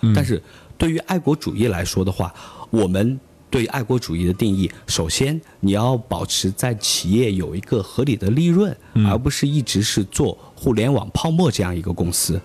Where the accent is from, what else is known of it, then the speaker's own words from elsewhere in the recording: Lanzhou, Gansu, China; now in Chongqing, China; 因为我的家乡是甘肃兰州嗯。，因为我在兰州的话